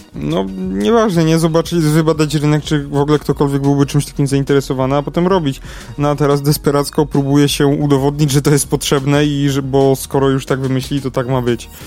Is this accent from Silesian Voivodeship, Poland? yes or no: no; Kraków, Lesser Poland, Poland; Ja jestem z Krakowa